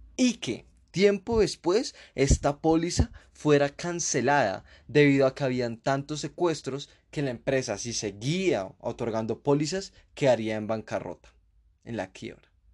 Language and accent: Spanish; Colombia; como colombianos hemos vivido